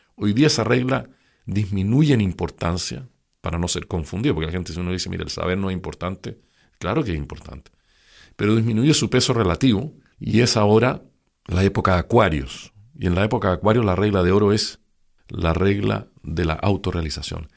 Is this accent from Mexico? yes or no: no; Santiago, Santiago Metropolitan Region, Chile; yo nací en Santiago el año 1947